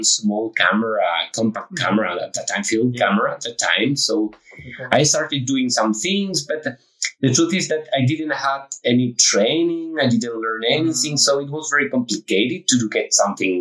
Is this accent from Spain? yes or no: yes; Spain; moved away as an adult; also born or lived in Brussels, Belgium / Prague, Czech Republic; I'm from Spain.